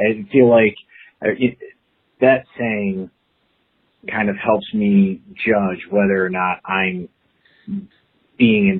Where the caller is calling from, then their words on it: Cleveland, Ohio, United States; I'm calling from Cleveland, Ohio, so I'm a Midwest guy